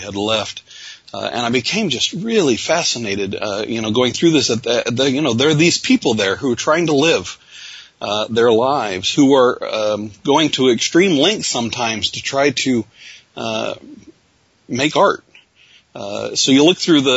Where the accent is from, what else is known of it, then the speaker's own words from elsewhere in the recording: Odessa, Missouri, United States; I actually grew up in a town in Missouri, a small town called Odessa